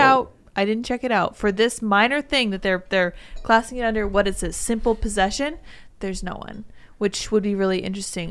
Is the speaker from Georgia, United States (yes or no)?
no; Colorado, United States; I'm from Colorado.